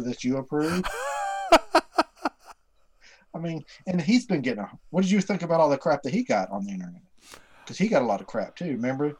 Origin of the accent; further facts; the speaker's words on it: Texas, United States; I'm from Texas